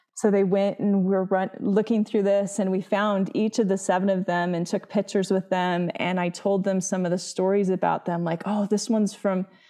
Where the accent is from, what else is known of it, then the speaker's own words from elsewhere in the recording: Utah, United States; my home state